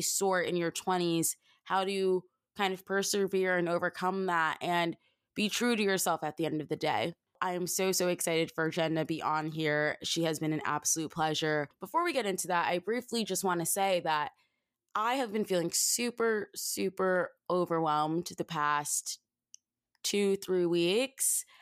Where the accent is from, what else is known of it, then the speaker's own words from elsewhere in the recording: New Jersey, United States; I'm from South Jersey